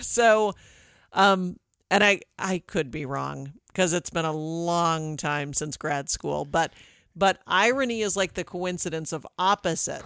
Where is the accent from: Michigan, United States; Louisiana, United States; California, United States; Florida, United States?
Michigan, United States; moved away; Growing up in Michigan